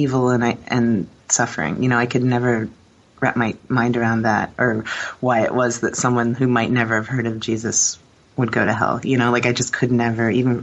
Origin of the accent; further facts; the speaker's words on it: Warsaw, Indiana, United States; also born or lived in Philadelphia, Pennsylvania; Warsaw, like northern Indiana